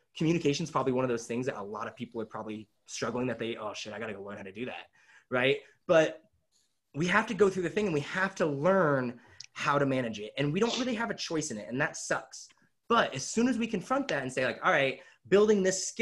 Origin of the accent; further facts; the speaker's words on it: Kelso, Washington, United States; I grew up in Kelso, Washington